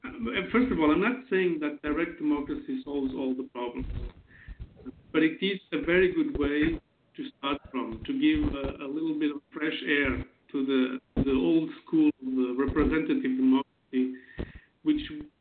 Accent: Porto, Norte, Portugal; born there; also born or lived in Germany; I was born in Portugal, the city of Porto. I'm 37 years old.

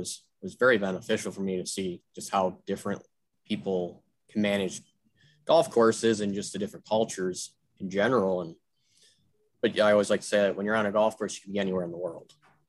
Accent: New York, United States; moved away as an adult; now in Minnesota, United States; but I grew up in New York, went to turf school at SUNY Global School in Ohio State.

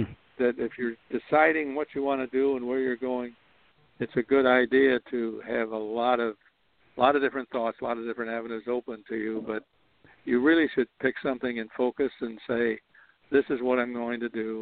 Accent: Chicago, Illinois, United States; moved away; also born or lived in New York area; I was born in Chicago

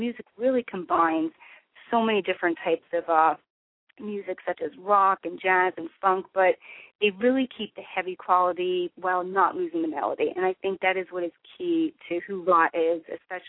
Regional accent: New Jersey, United States; New Jersey because that's where I'm from

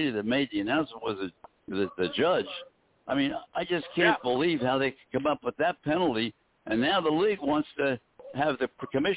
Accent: Philadelphia, Pennsylvania, United States; the Stefanski family, we grew up with them in Philadelphia

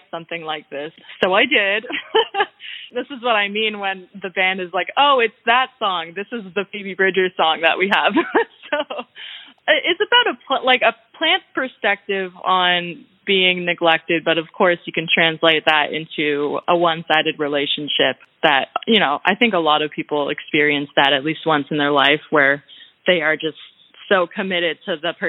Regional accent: Canada; I'm Canadian

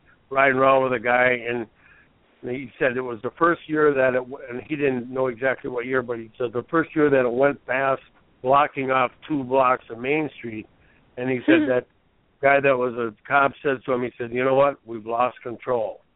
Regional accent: Minneapolis, Minnesota, United States; I'm from the Twin Cities

